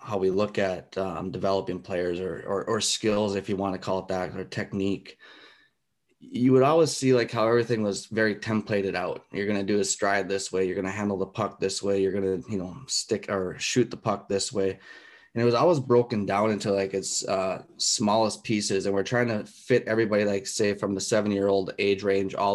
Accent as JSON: {"language": "English", "country": "United States", "tie": "born or raised there", "also_born_or_lived": "Alaska / Europe", "moved": "as an adult", "said": "I came from the States. I grew up there"}